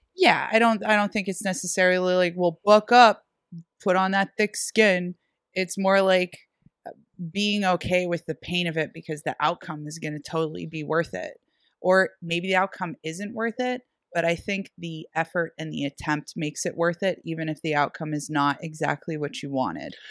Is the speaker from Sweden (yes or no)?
no; Erie, Pennsylvania, United States; Sherlock's in Erie, Pennsylvania, my hometown